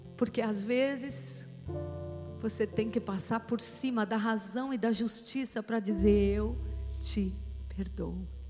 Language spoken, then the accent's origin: Portuguese; São Paulo, Brazil; Nós os paulistas